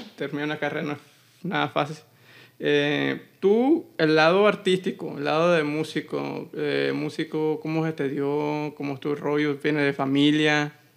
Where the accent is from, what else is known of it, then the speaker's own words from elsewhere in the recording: Hermosillo, Sonora, Mexico; mi tierra, que es Hermosillo Sonora